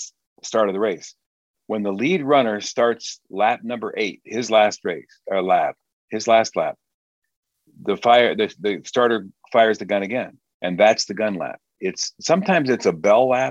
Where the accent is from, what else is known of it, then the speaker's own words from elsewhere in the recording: Wheaton, Illinois, United States; moved away as an adult; now in Michigan, United States; I grew up in Wheaton, Illinois